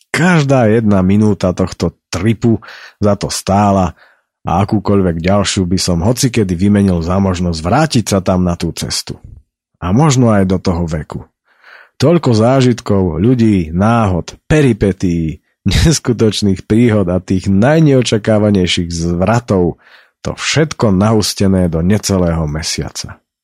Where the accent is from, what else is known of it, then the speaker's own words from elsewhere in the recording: Slovakia; also born or lived in High Tatras; že sme sa narodili práve na Slovensku